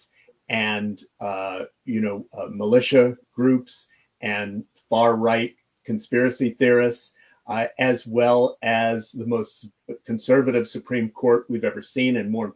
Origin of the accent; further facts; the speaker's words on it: New York, United States; I'm from New York